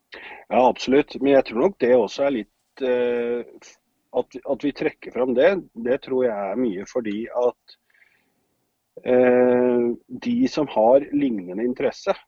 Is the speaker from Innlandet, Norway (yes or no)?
yes; Hamar, Innlandet, Norway; moved away as an adult; also born or lived in Grimstad / Oslo; now in Son, Norway; fra Grimstad, men oppvokst utenfor Hamar.